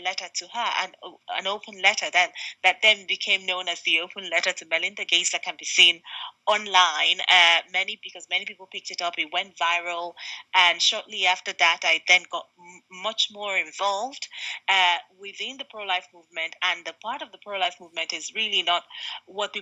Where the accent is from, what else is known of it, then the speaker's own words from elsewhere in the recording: southeastern Nigeria, Nigeria; moved away as an adult; also born or lived in London, United Kingdom; now in United Kingdom; I was born and raised in Nigeria, from the southeastern part of Nigeria.